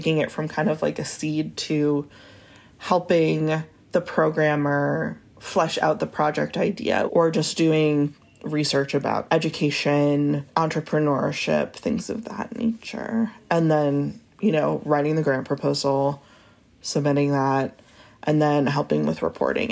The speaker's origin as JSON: {"language": "English", "region": "New England", "country": "United States", "also_born_or_lived": "New York", "moved": "as an adult", "lives_now": "Little Rock, United States", "said": "I'm originally from New England and went to straight to New York for college and lived there for 10 years."}